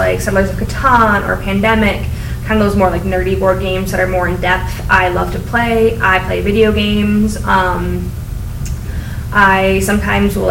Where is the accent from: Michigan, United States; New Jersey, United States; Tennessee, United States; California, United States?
Michigan, United States; Grand Rapids; also born or lived in Ann Arbor; now in Belleville, United States; I grew up in Grand Rapids